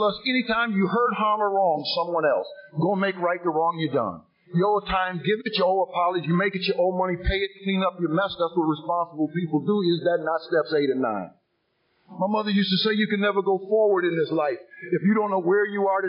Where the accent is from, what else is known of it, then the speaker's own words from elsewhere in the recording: Sandusky, Ohio, United States; I was born in the city of Sandusky, Ohio, the second of three boys. I was raised in a Christian home